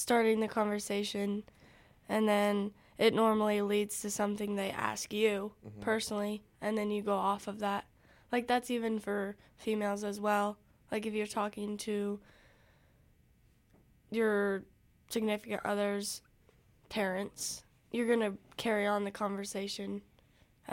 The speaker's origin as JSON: {"language": "English", "town": "Council Bluffs", "region": "Iowa", "country": "United States", "said": "I'm from Council Bluffs, Iowa"}